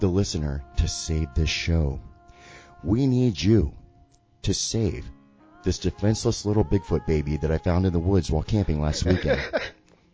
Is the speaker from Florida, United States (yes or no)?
yes; Sarasota, Florida, United States; My hometown is Sarasota, Florida